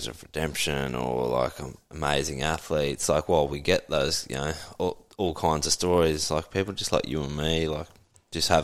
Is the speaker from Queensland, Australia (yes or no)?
yes; Toowoomba, Queensland, Australia; moved away as an adult; now in Sunshine Coast, Australia; born and raised in Toowoomba